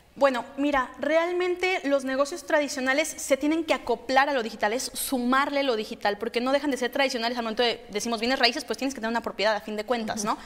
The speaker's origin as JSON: {"language": "Spanish", "town": "Guadalajara", "region": "Jalisco", "country": "Mexico", "said": "yo soy de Guadalajara"}